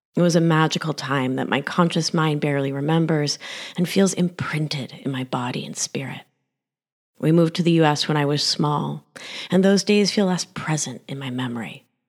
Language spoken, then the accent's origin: English; Rhode Island, United States; accent: thick Argentine accent; also born or lived in Mar del Plata, Argentina / West Philadelphia; Growing up in the great state of Rhode Island was lonely